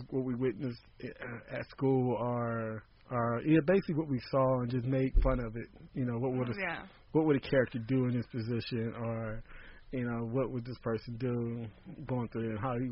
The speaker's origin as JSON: {"language": "English", "town": "Compton", "region": "California", "country": "United States", "tie": "born or raised there", "said": "growing up in Compton"}